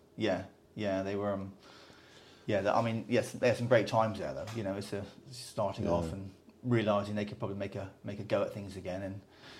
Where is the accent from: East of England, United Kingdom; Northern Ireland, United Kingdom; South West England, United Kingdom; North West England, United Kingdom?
South West England, United Kingdom; Somerset / Devon; also born or lived in Taunton, Somerset / Dartmoor, Devon; West Country, lad, all my life, yeah. Born in Somerset, which isn't very far away.